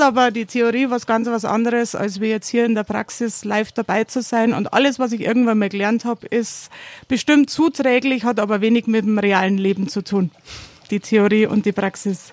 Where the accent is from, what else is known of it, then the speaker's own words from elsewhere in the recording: Erding, Bavaria, Germany; now in Tramin, Italy; eigentlich komme ich ja aus Erding vom Bier, bin jetzt übergelaufen zum Wein